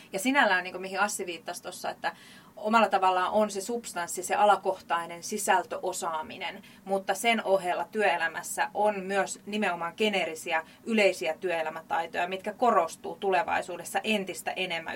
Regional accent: Jaala, Kymenlaakso, Finland; tuolta Kymenlaakson puolelta Jaalasta

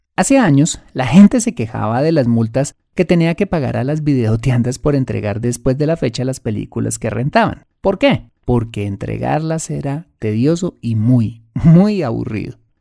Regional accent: Colombia

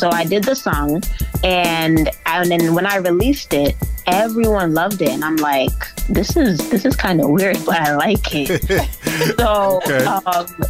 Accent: Kingston, Jamaica; also born or lived in Boston, United States; So, I grew up in two places. I grew up in Kingston, Jamaica, and I grew up here in Boston. I was actually born here in Boston as well, but I grew up in both places. Thus, you know, the accent, that's where the accent came from.

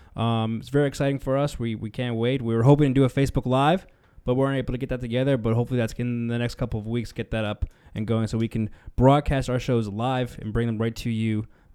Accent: New Jersey, United States; I'm from South Jersey. Eagles fan my whole life.

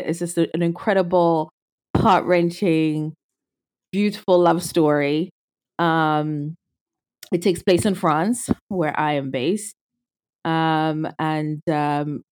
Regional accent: Zimbabwe; moved away as an adult; I was born and raised in Zimbabwe. I'm Zimbabwean. And lived there my whole life, all through high school

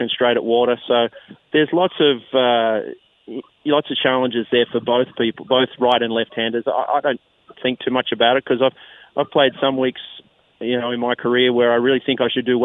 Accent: Australia; born or raised there; moved away as an adult; now in United States

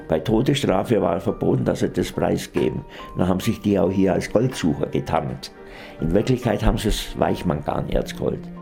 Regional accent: Allgäu, Bavaria, Germany; Bei uns im Allgäu

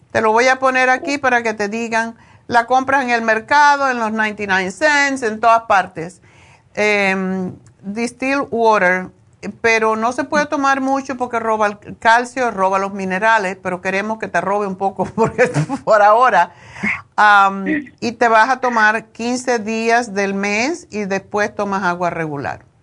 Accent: Mexico; Yo soy mexicana.

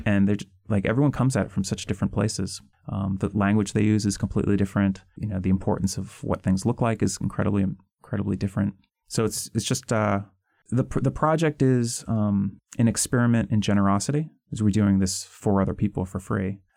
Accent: outside of Boston, Massachusetts, United States; I grew up mostly outside of Boston

